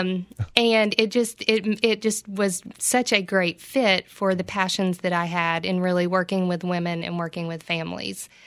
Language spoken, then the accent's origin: English; Oak Ridge, Tennessee, United States; also born or lived in Johnson City; I'm from Oak Ridge